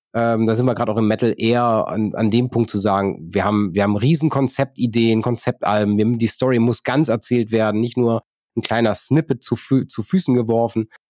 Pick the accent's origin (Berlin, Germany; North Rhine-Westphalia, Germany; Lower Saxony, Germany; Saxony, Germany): North Rhine-Westphalia, Germany; Neuss; meine Geburtsstadt Neuss